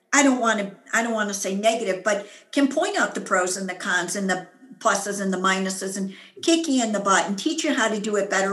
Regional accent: United States; I'm an American, I'm a woman

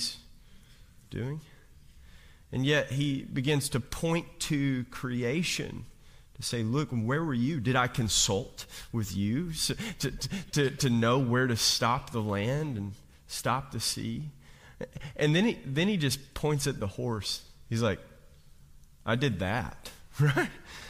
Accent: Kentucky, United States; I'm from Kentucky, I'm from coal mining country

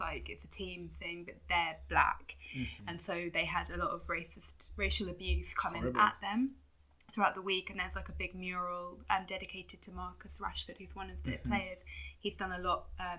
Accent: London, United Kingdom; I was born here, like, I grew up in Northwest London, I live in London now

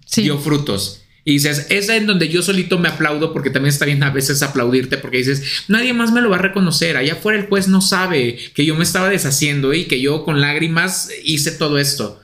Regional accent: Mexico; Traemos el nopal en la frente

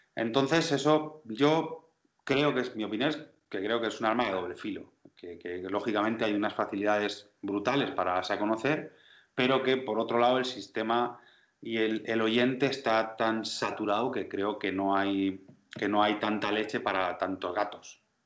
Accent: Region of Murcia, Spain; Soy murciano

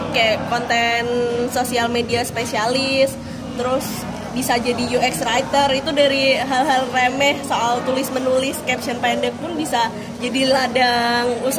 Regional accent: Kendal, Central Java, Indonesia; born there; now in Semarang, Indonesia; Uh, aku dari lahir di Kendal, sekarang tinggal di Semarang, tapi lagi merantau di Jakarta nih.

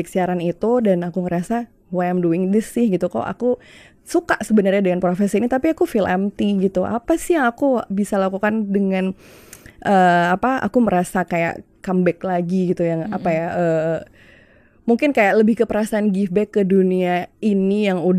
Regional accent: Malang, East Java, Indonesia; now in Jakarta, Indonesia; jadi waktu itu awal mula aku siaran kan memang aku dari Malang waktu aku kuliah di Malang aku

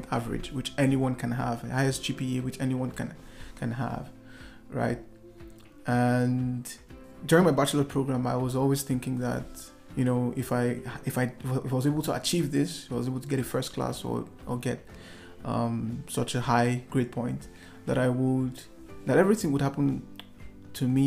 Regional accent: Nigeria; in a city called Lagos in my home country, the commercial capital of the country

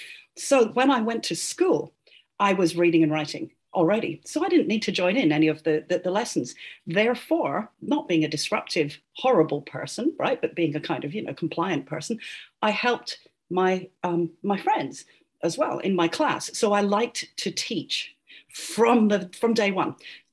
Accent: Singapore; born there; also born or lived in Poland / Egypt; my dad was a diplomat. And so I grew up around the world. So I was born in Singapore.

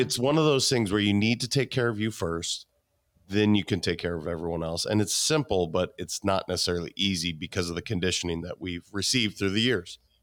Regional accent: Montana, United States; I'm a kid from Montana

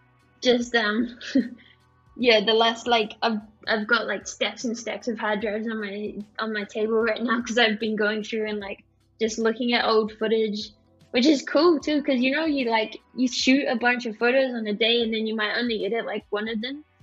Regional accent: New Zealand; I'm from New Zealand, which is pretty much the bottom of the world

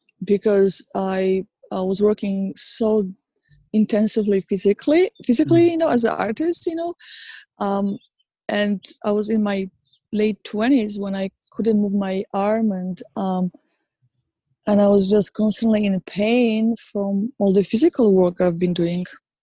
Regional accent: Poland; English is a second language; now in New York, United States; Even the fact that I moved from Poland to New York, it was all connected to it.

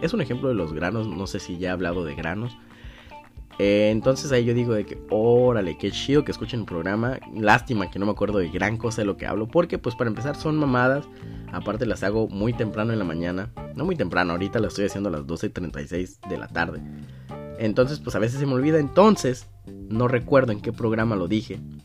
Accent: Sinaloa, Mexico; Yo decía que de Sinaloa

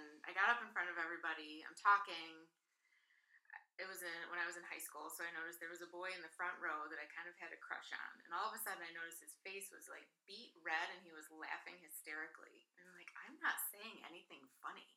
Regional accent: Alpena, Michigan, United States; also born or lived in Kentucky / Germany; growing up in Alpena.

